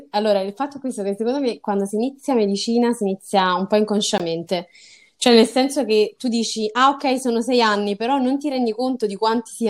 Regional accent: Salerno, Campania, Italy; Io ho appunto 23 anni, sono nata e cresciuta a Salerno e quindi non, non, mi sono mai spostata in realtà né dalla mia città né poi da, insomma, dalla mia casa natale.

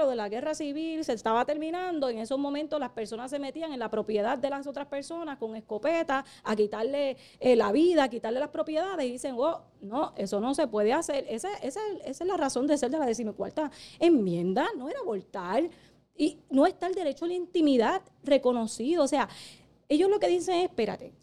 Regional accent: Puerto Rico; somos la única colonia eh, ahora mismo en el mundo. Eh, porque somos propiedad de Estados Unidos

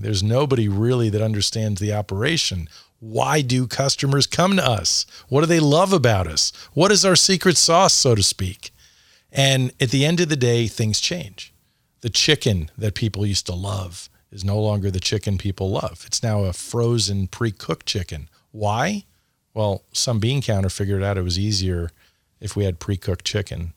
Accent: New York City, New York, United States; moved away as an adult; also born or lived in Phoenix; I grew up in New York, and, uh, Dad was on Wall Street

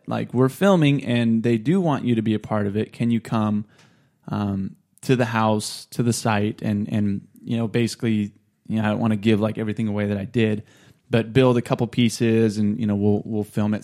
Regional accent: Clovis, California, United States; I was born and raised in Clovis

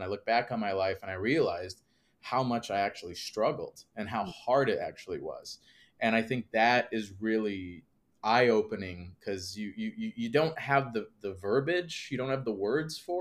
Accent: Northwest Indiana, United States; I grew up outside Chicago, Northwest Indiana

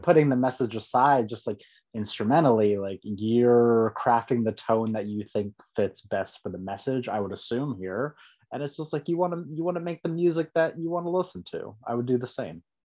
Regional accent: San Diego, California, United States; also born or lived in Rancho Bernardo / Escondido; That's my hometown

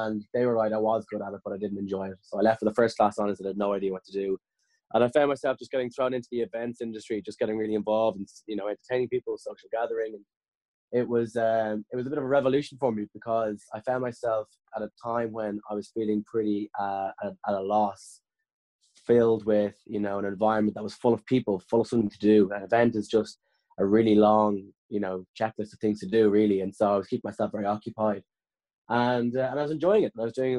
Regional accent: Dublin, Leinster, Ireland; I grew up in Blanchardstown in West Dublin

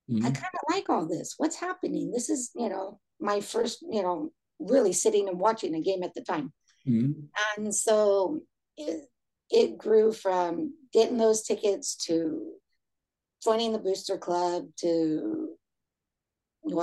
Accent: Orange County, California, United States; now in Fresno, United States; Growing up in Orange County

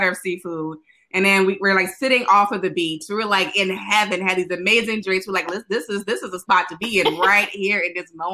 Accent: New Orleans, Louisiana, United States; moved away; also born or lived in China; So I'm from New Orleans originally

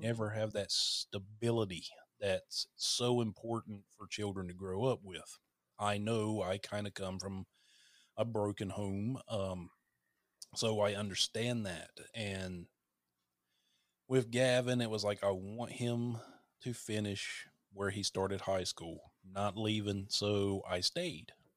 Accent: North Carolina, United States; accent: Southern; moved away as an adult; now in Hawaii, United States; I'm from North Carolina

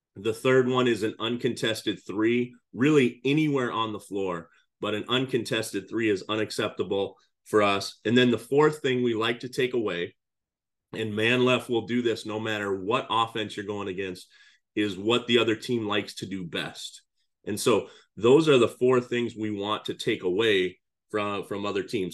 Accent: Cedar Falls, Iowa, United States; moved away as an adult; also born or lived in Crystal Lake, Illinois / Chicago, Illinois; now in Illinois, United States; I'm originally from Iowa. I grew up in Cedar Falls, Iowa

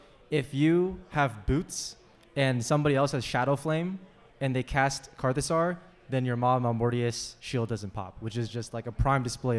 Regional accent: New York, United States; I'm from New York, actually.

